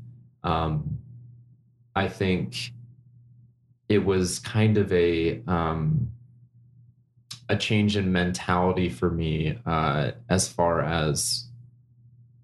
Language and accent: English; Orem, Utah, United States; I grew up in Orem, in the heart of Utah County, Family City, USA.